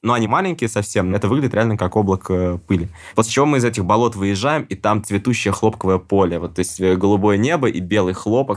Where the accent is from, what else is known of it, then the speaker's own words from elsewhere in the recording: Russia; я из России.